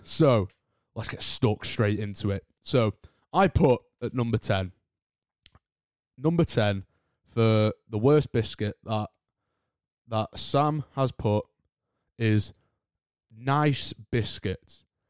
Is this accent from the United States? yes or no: no; United Kingdom; accent: British; I'm British myself, as you probably can tell by the accent